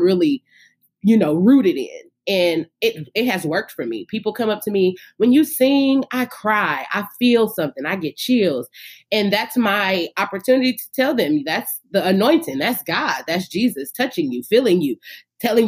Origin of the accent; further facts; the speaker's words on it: Inglewood, California, United States; I, as a little girl growing up in Inglewood, California